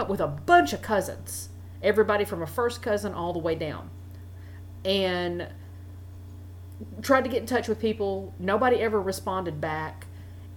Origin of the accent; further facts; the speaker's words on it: Kentucky, United States; I was born in Kentucky.